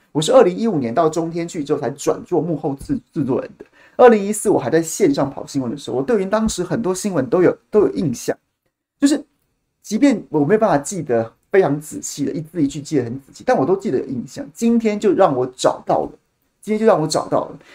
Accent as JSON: {"language": "Chinese", "region": "Taichung", "country": "Taiwan", "said": "我们台中人"}